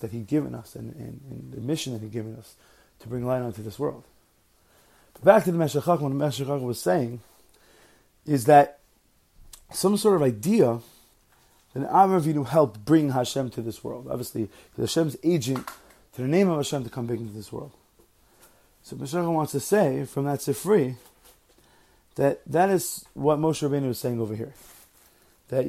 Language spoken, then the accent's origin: English; New York, United States; moved away as an adult; now in New Jersey, United States; I grew up in New York. I'm now living in New Jersey